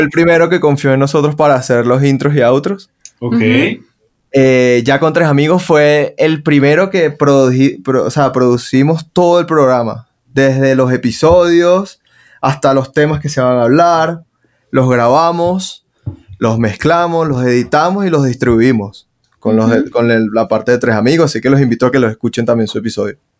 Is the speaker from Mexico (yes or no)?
no; Venezuela; now in Colombia; lo que vivimos en Venezuela